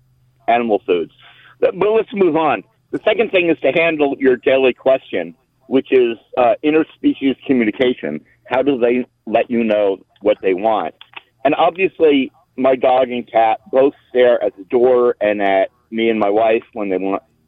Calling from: Irvine, California, United States; I'm calling from Irvine, California, USA.

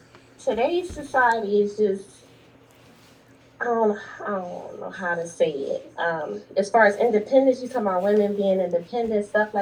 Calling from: Philadelphia, Pennsylvania, United States; I'm calling from Philly.

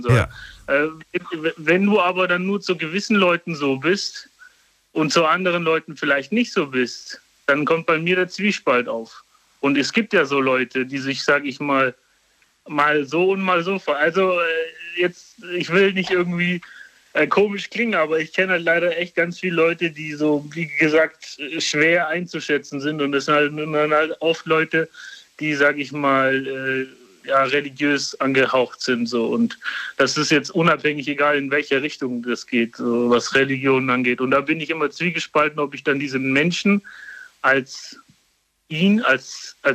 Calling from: Karlsruhe, Baden-Württemberg, Germany; Also, ich komme aus Karlsruhe.

